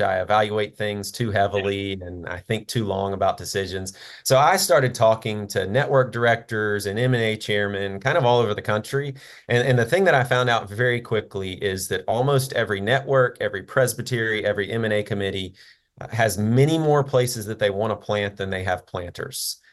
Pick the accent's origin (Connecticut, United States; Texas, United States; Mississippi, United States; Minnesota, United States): Mississippi, United States; Jackson; I, uh, was born and raised in Jackson, Mississippi